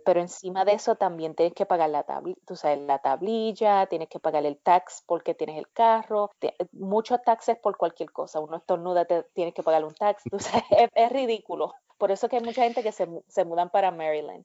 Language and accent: Spanish; Cidra, Puerto Rico; moved away as an adult; now in United States; yo me crié en Sidra